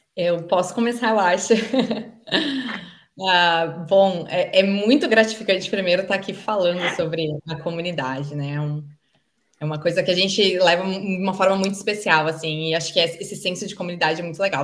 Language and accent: Portuguese; Caxias do Sul, Rio Grande do Sul, Brazil; moved away; eu era caxiense, né, da Serra Gaúcha